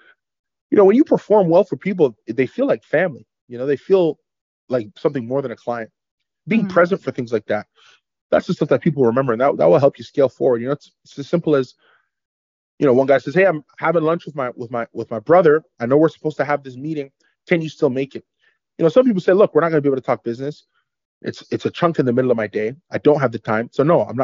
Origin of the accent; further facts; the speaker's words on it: Canada; Canada's beautiful. I love it here. I love being Canadian